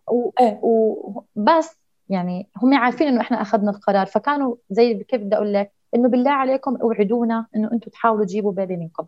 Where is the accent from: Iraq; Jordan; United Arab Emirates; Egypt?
Jordan; عندنا في الأردن